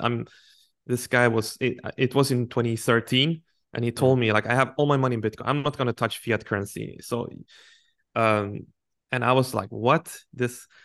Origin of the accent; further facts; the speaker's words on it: Sweden; moved away as an adult; I'm from a traditional working class family, I would say, in a small town in Sweden